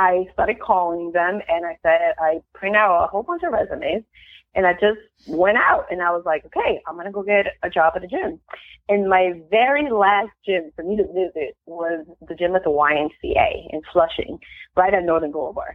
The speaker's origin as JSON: {"language": "English", "country": "Peru", "tie": "born or raised there", "also_born_or_lived": "Queens, New York / Miami", "moved": "yes", "lives_now": "United States", "said": "I'm actually from Peru"}